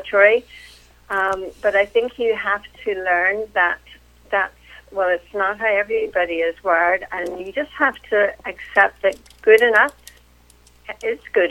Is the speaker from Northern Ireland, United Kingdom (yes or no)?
yes; Belfast, Northern Ireland, United Kingdom; moved away as an adult; now in Winchester, United States; But I am originally from Northern Ireland, from Belfast. And that is actually where I grew up and went to college